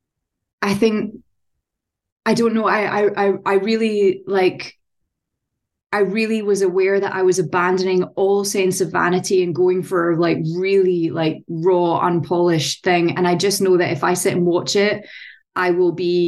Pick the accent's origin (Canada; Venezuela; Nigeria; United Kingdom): United Kingdom; Scotland; accent: Scottish; a Scottish actor